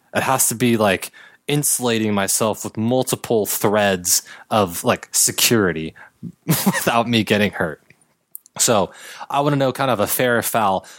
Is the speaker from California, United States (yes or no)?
yes; Los Angeles, California, United States; Laker fan growing up, being from L